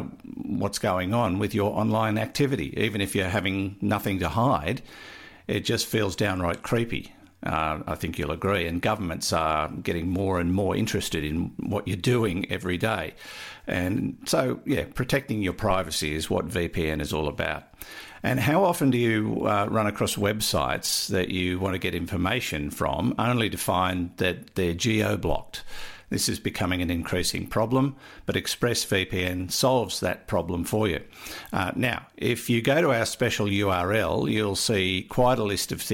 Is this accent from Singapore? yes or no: no; Australia; I'm Australian